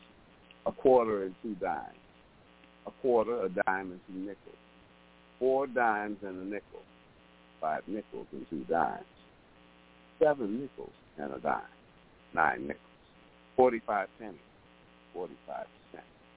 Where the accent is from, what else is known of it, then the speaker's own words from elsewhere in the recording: New York, United States; moved away; I'm from Harlem and I lived in New York at that time